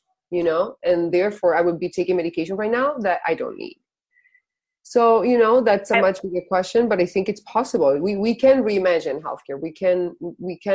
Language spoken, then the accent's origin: English; Spain; moved away; I'm originally from Spain